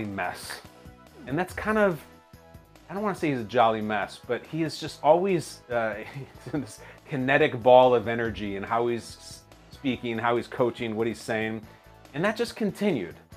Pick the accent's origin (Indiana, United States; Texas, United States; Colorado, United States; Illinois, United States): Illinois, United States; Chicago suburbs; also born or lived in California; now in New York City, United States; I grew up in the Chicago suburbs